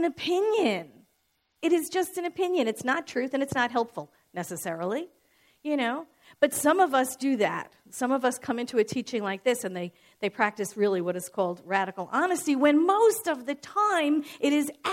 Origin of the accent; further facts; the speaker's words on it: New York City, New York, United States; I'm born and raised in New York